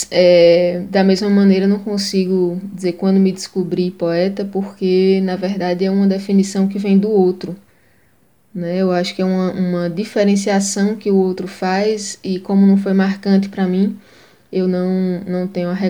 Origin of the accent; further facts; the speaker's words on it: Afogados da Ingazeira, Pernambuco, Brazil; eu tenho 28 anos, sou nascida, criada e residente em Afogados da Engazeira, no sertão do Pajeú.